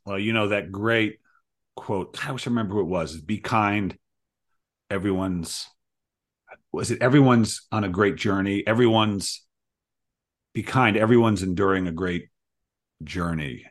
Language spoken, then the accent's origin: English; Providence, Rhode Island, United States; now in Seattle, United States; I grew up in Providence